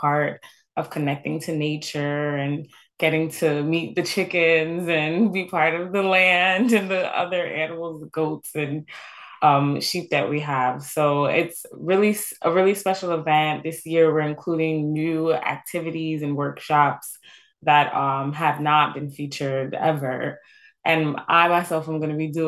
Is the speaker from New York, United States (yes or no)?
yes; New York City, New York, United States; Brooklyn as well, my hometown